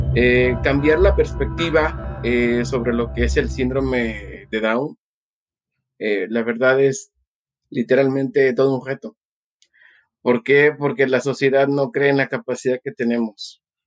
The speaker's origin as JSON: {"language": "Spanish", "region": "Mexico City", "country": "Mexico", "tie": "born or raised there", "moved": "yes", "lives_now": "Cuernavaca, Mexico", "said": "nace un 26 de agosto eh, de 1978 en la Ciudad de México. Soy mexicano, eh, radico en Cuernavaca, Morelos, México"}